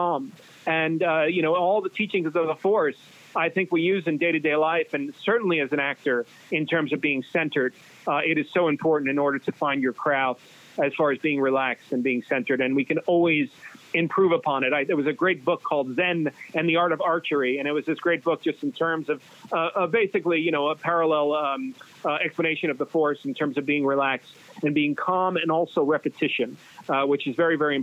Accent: Ossining, New York, United States; I'm from New York, a little town called Ossining, New York, about 40 minutes north of the city.

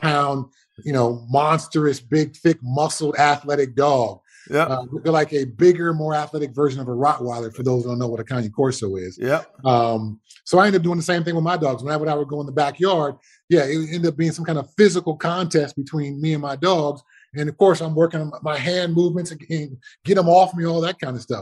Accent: Altadena, California, United States; born or raised there

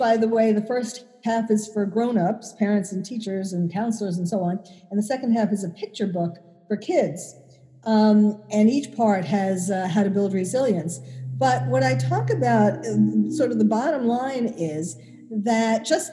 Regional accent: New York City, New York, United States; I was born and bred in New York City

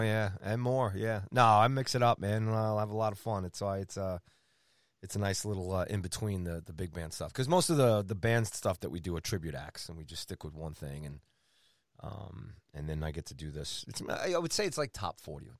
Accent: Long Island, New York, United States; I grew up on Long Island

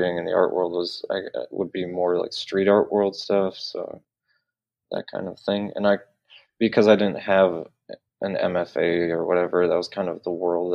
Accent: Detroit, Michigan, United States; now in Los Angeles, United States; I grew up in North Detroit

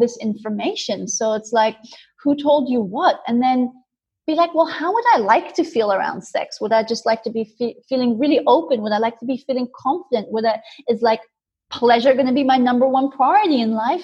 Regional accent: India; moved away; I grew up in India

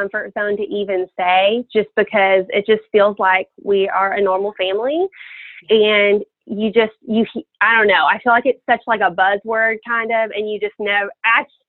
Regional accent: France; born there; all of my family is from England, and I was born in France.

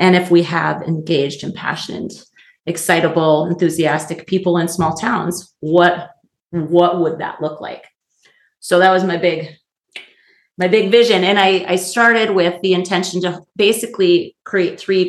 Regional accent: Oakes, North Dakota, United States; moved away as an adult; I'm back in my hometown. We're actually recording in the little village of Oaks, North Dakota.

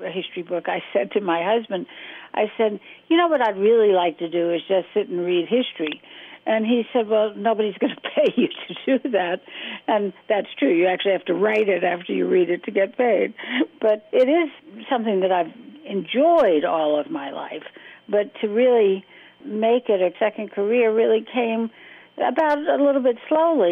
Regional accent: Washington, District of Columbia, United States; I was growing up in Washington, my father was in Congress, and this was the 1950s

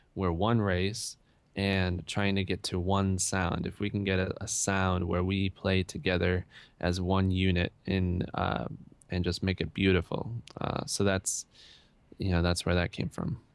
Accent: Rochester, New York, United States; I grew up in Rochester, New York, which I feel is a great place to grow up

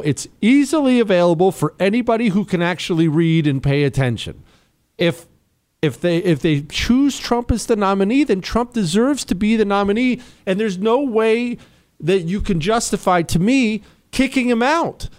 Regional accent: Montana, United States; I was raised in Montana. That's where we moved when I was 10.

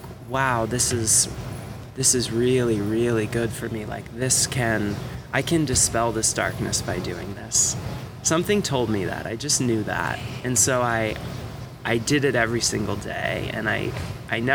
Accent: South Florida, United States; I grew up in South Florida, you know, surfing and skating

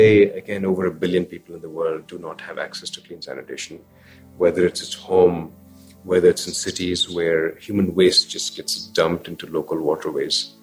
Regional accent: India; moved away; Growing up in India

